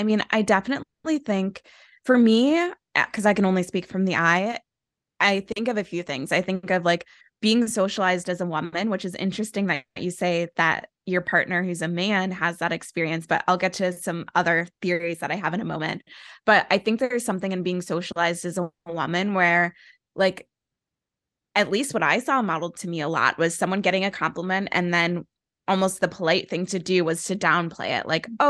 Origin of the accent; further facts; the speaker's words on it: Midwest, United States; I grew up like in the Midwest and in the church.